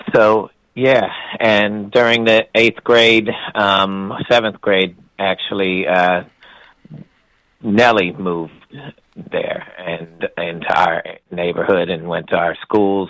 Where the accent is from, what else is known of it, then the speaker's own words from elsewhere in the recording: University City, Missouri, United States; I grew up in a community that was about 50% uh, white and 50% um, black